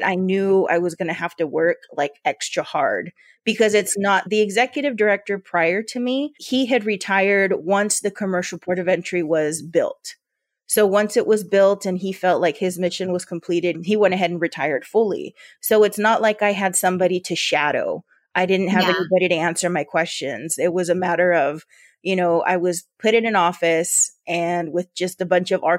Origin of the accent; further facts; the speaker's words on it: Yuma, Arizona, United States; accent: border Spanish; I grew up here in Yuma